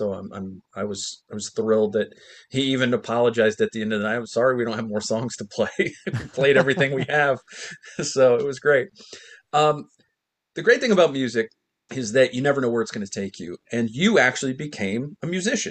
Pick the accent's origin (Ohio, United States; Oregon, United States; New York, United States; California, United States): Ohio, United States; also born or lived in New Jersey; I'm from New Jersey, but I moved to Ohio when I was very young